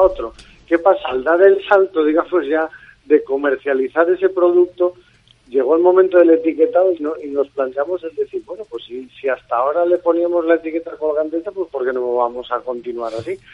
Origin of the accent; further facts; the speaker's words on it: Cacabelos, Castile and León, Spain; moved away as an adult; now in La Palma del Condado, Spain; yo soy berciano de un pueblo que se llama Cacabelos